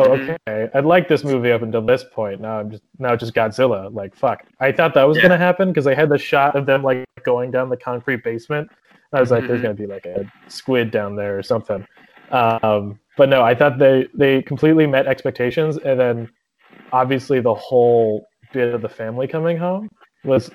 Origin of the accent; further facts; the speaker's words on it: Ohio, United States; I'm from Ohio.